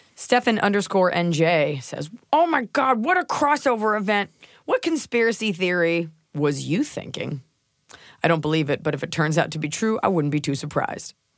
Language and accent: English; Texas, United States; I'm from Texas